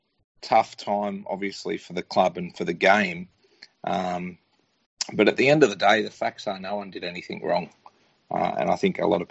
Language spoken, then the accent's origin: English; Penrith, New South Wales, Australia; I was born in Penrith